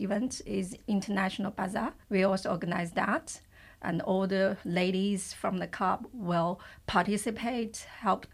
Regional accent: China; moved away as an adult; now in Luxembourg; I'm originally from China. I came to Luxembourg with my work in 2008

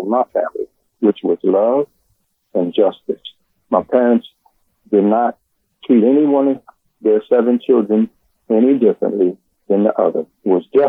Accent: Philadelphia, Pennsylvania, United States; I was born in South Philly, and I went to murder school and on 5th and 6th Ward and all

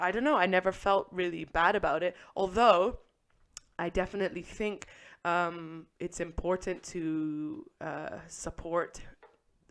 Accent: England, United Kingdom; I'm from England

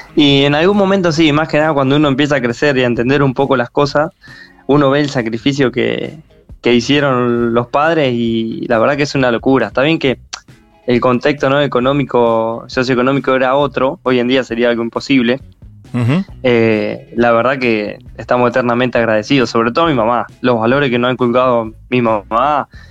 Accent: San Nicolás de los Arroyos, Buenos Aires Province, Argentina; Somos de San Nicolás de los Arroyos

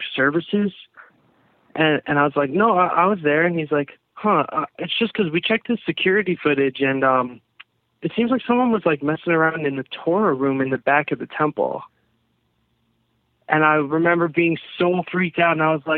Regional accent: Long Island, New York, United States; I'm from Long Island.

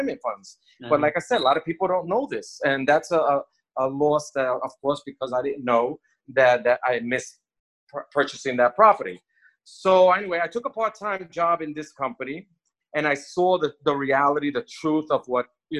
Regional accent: New York, United States; moved away as an adult; now in Miami Beach, United States; I'm from New York

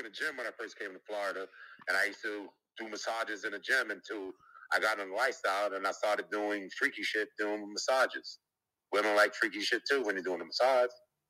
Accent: Jamaica; I mean, if you Jamaican, I'm Jamaican.

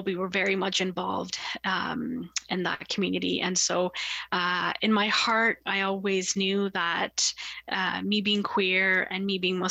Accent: Toronto, Ontario, Canada; I grew up in Scarborough in like a very racially and religiously diverse community

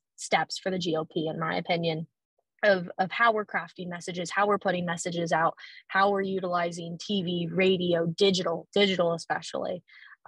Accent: Harlan, Iowa, United States; moved away as an adult; also born or lived in Lincoln, Nebraska / Washington, D.C.; now in Syracuse, United States; I was born and raised in Harlan, Iowa

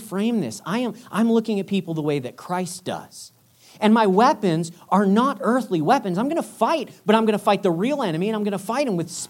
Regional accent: United States; moved away; as an American

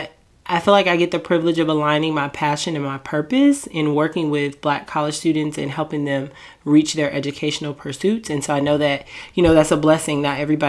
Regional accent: Portland, Oregon, United States; moved away as an adult; also born or lived in the South / Washington, District of Columbia, United States; now in Maryland, United States; I was born in the South. I moved to DC before I was even 1 year old. And then I moved to Portland, Oregon when I was about 10 years old

